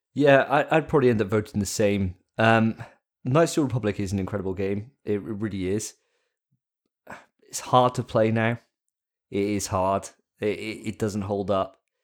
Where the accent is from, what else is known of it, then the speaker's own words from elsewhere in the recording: Wales, United Kingdom; I'm a Welshman